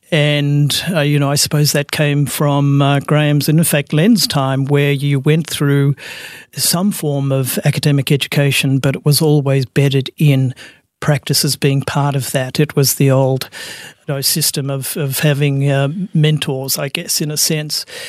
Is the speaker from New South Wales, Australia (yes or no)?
no; Melbourne, Victoria, Australia; I'm Melbourne uh, born and bred. I'm a Bayside boy, so I was born in Brighton, grew up in Sandringham